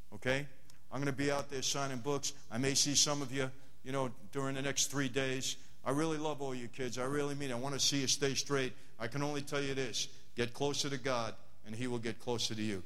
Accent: New York City, New York, United States; moved away as an adult; now in Los Angeles, United States; I'm not from LA, I'm from Brooklyn

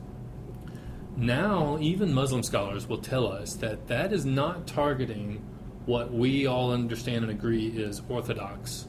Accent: Deep South, United States; I'm from the Deep South

